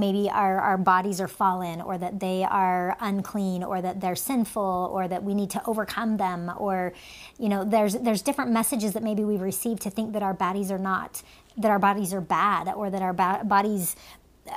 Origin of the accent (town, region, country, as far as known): United States; born or raised there; also born or lived in Finland